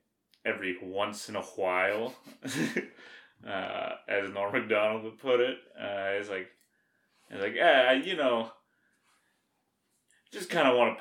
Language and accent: English; Alberta, Canada; I'm from Alberta, yeah.